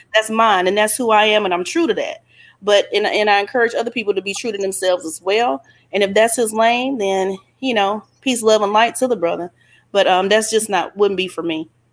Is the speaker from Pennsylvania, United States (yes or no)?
no; Alabama, United States; I'm from Alabama